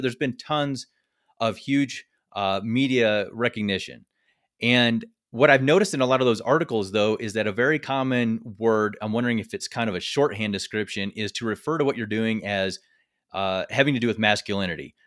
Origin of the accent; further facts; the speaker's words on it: Missouri, United States; I'm actually from Missouri